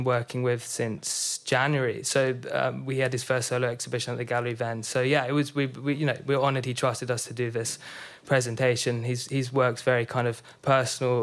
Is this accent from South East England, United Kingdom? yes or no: no; London, United Kingdom; I'm from North London